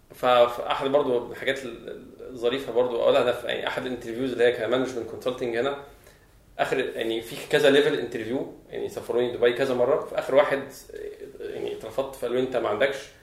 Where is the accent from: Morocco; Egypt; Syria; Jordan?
Egypt; عندنا في مصر